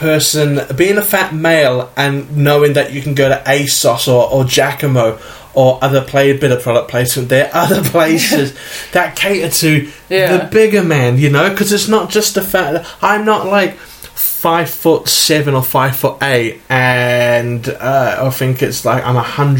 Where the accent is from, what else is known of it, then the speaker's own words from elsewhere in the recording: New Zealand; New Zealand, not Hawaii, if yeah. the accents didn't give it away.